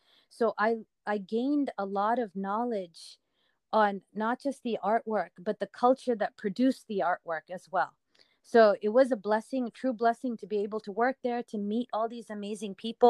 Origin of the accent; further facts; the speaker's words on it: California, United States; moved away as an adult; now in New York, United States; growing up in California